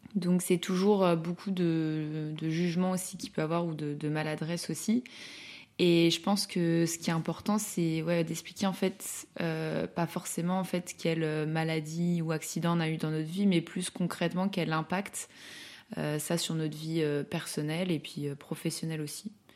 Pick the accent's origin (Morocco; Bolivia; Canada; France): France; Lyon, Auvergne-Rhône-Alpes; now in Paris, France; je suis originaire de Lyon, maintenant je vis à Paris